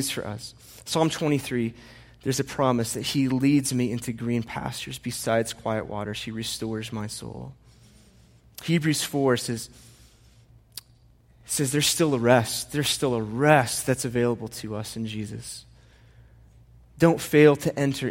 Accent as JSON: {"language": "English", "region": "Indiana", "country": "United States", "moved": "yes", "lives_now": "Colorado, United States", "said": "I'm from Indiana and I live here"}